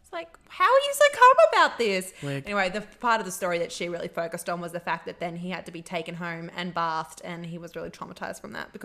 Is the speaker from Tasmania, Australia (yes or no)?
no; Brisbane, Queensland, Australia; It's like Brisbane.